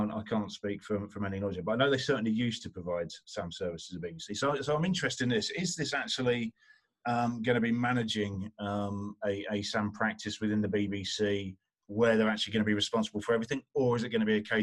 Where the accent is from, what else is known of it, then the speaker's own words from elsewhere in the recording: Essex, East of England, United Kingdom; now in Norfolk, United Kingdom; Essex boy living in Norfolk.